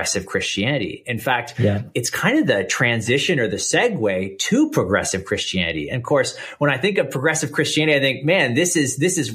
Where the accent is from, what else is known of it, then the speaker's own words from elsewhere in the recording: Canada; accent: Canadian; I live here in Canada, and so people might notice the accent. I'm Canadian